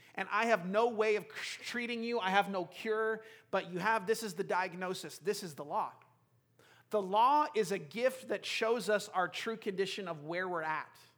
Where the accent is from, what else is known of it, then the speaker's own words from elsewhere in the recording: United States; we're so American